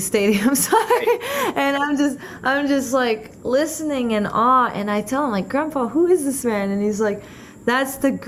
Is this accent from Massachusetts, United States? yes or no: yes; Boston, Massachusetts, United States; I'm from Boston